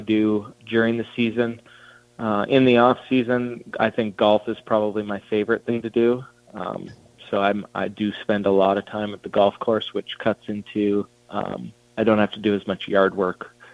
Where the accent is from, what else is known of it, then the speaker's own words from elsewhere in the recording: Banff, Alberta, Canada; we grew up uh, in Banff, which is just outside Calgary.